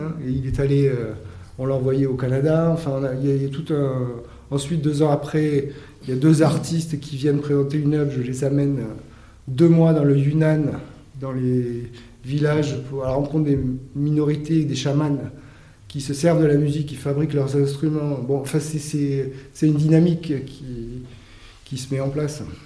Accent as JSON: {"language": "French", "town": "Argelès-Gazost", "region": "Occitania", "country": "France", "tie": "born or raised there", "moved": "yes", "said": "je suis un jeune bigourdin parce que il se trouve que quand j'ai grandi à Argelès"}